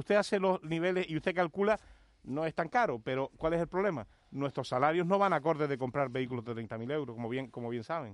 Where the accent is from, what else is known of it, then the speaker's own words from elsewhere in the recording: Agüimes, Canary Islands, Spain; Yo, yo vivo y soy, y, además un defensor importante de nuestro pueblo, de la villa de Agüimes